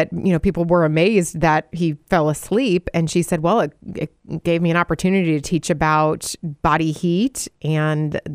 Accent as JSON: {"language": "English", "region": "Wisconsin", "country": "United States", "tie": "born or raised there", "said": "my home state of Wisconsin"}